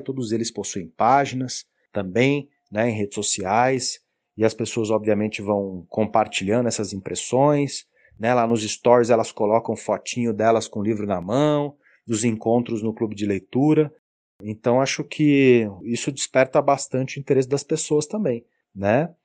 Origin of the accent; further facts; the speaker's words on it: Brazil; Como brasileiros